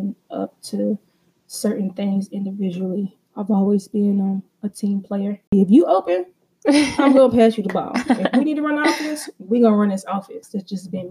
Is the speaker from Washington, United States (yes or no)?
no; Kentucky, United States; moved away as an adult; I went to school in Kentucky, and I'm from Kentucky.